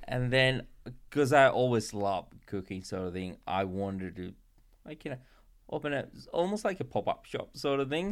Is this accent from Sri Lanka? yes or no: yes; Sri Lanka; moved away; growing up in Sri Lanka